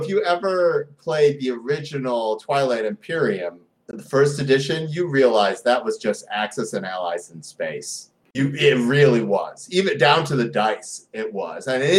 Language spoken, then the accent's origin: English; Detroit, Michigan, United States; I grew up in Detroit during the last outbreak of Asian hate crime.